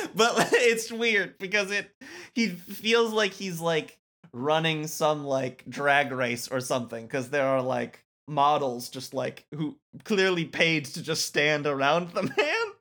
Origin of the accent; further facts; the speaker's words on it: Muskegon, Michigan, United States; my hometown, Muskegon, at least one, Muskegon, Michigan